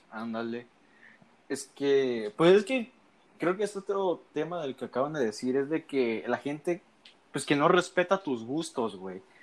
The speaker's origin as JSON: {"language": "Spanish", "region": "Veracruz", "country": "Mexico", "tie": "born or raised there", "moved": "yes", "lives_now": "Tabasco, Mexico", "said": "Soy tabasqueño porque nací aquí, güey, pero yo a temprana edad me fui a vivir a Veracruz."}